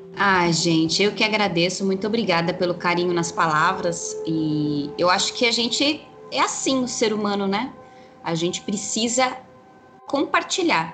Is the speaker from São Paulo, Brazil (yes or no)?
yes; São Paulo, Brazil; moved away as an adult; eu sou natural de São Paulo, capital. Então eu cresci no meio do concreto, né? Na cidade mesmo